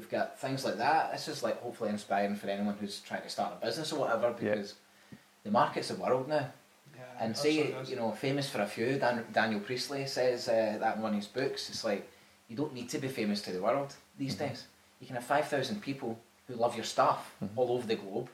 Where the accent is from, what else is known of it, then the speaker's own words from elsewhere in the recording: Dumbarton, Scotland, United Kingdom; we're from Dumbarton